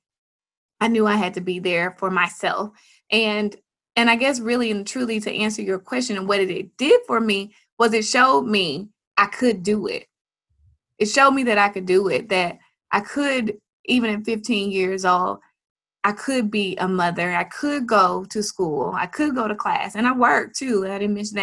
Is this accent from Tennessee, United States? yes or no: yes; Jackson, Tennessee, United States; moved away as an adult; also born or lived in Memphis, Tennessee; I moved from Jackson, Tennessee to Memphis, Tennessee to go to college